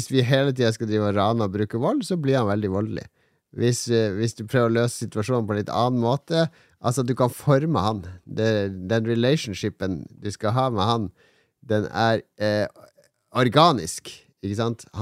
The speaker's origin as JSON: {"language": "Norwegian", "town": "Båtsfjord", "region": "Finnmark", "country": "Norway", "also_born_or_lived": "Oslo", "said": "Jeg er fra Båtsfjorden."}